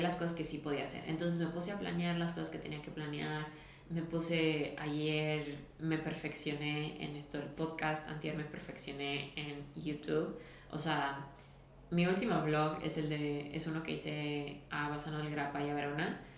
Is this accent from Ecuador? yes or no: no; Guadalajara, Jalisco, Mexico; soy de Guadalajara